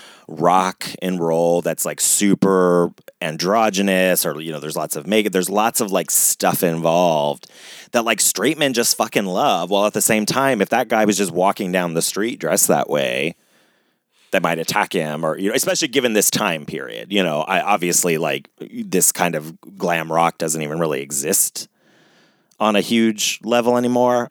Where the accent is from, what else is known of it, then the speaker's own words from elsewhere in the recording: Ohio, United States; I grew up in Ohio